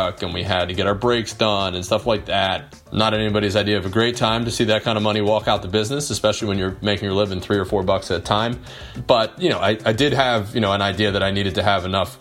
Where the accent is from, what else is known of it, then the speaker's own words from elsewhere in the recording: New Jersey, United States; now in Phoenix, United States; I grew up in the Philly area, and there was a really great little Amish market in my hometown in South Jersey